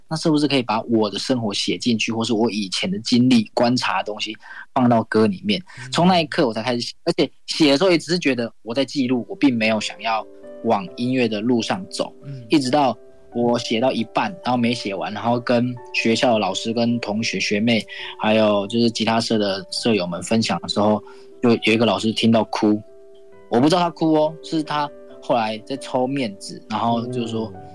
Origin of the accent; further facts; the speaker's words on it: Hualien, Hualien County, Taiwan; 我来自花莲